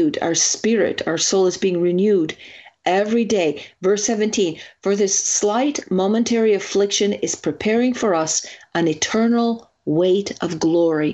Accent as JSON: {"language": "English", "country": "Italy", "tie": "born or raised there", "moved": "yes", "said": "growing up in Italy"}